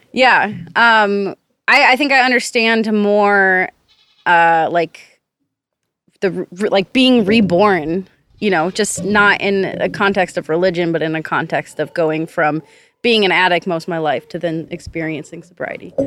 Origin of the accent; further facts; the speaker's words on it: Minneapolis, Minnesota, United States; now in Central Texas, United States; I grew up in Minneapolis, Minnesota.